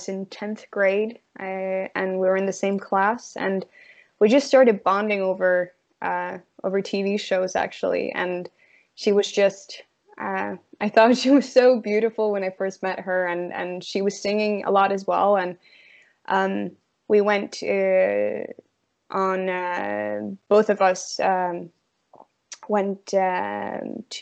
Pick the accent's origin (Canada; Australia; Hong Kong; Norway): Norway; moved away; also born or lived in London; I grew up in a very, not even a town. It's a very small place in Norway